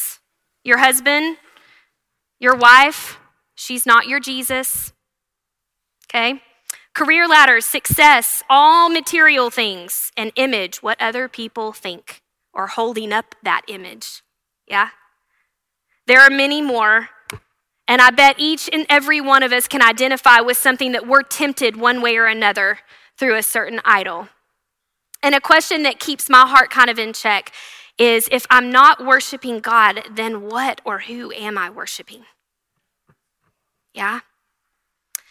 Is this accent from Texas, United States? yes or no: yes; Canyon and Happy, Texas, United States; also born or lived in The Woodlands, Texas / Abilene, Texas; We're both from Canyon and Happy, small towns, and we got moved to the Woodlands and then Abilene